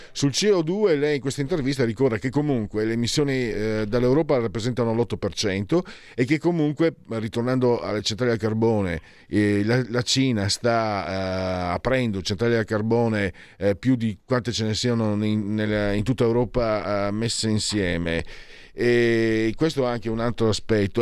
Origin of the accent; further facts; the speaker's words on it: Friuli-Venezia Giulia, Italy; Vengo dal Friuli